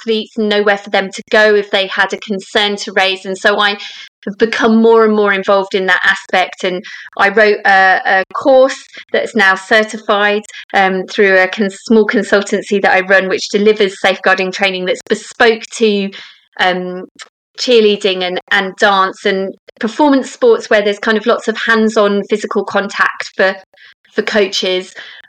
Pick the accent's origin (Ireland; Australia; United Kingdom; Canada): United Kingdom; London; I grew up in Southwest London